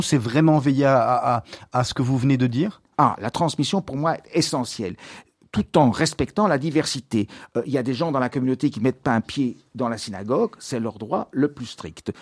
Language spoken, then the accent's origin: French; Brussels, Brussels-Capital Region, Belgium; je suis né à Bruxelles en 1954, donc j'ai 69 ans.